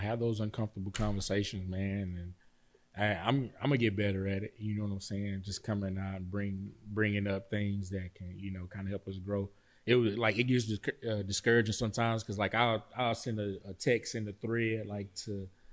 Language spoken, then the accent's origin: English; Pittsburgh, Texas, United States; moved away; my hometown, Pittsburgh, Texas